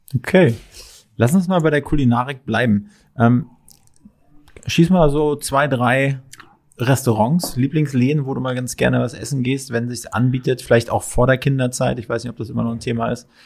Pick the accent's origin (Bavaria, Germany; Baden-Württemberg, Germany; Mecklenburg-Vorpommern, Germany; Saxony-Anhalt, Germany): Mecklenburg-Vorpommern, Germany; now in Berlin, Germany; Ich komme ursprünglich nicht aus Berlin, sondern aus MacPom